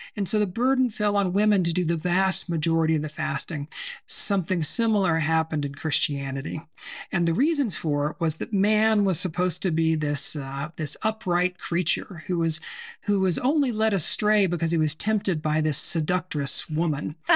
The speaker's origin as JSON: {"language": "English", "town": "Temple", "region": "Texas", "country": "United States", "tie": "born or raised there", "also_born_or_lived": "Seattle", "moved": "yes", "said": "I grew up in a town called Temple, which is, um, on Interstate thirty-five between Waco and Austin."}